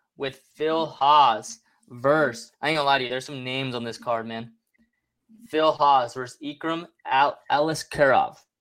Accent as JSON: {"language": "English", "country": "Mexico", "said": "all my people in my home country, Mexico"}